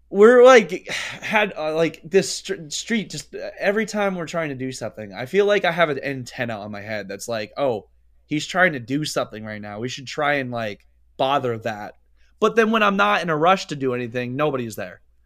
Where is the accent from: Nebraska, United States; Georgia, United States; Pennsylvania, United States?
Pennsylvania, United States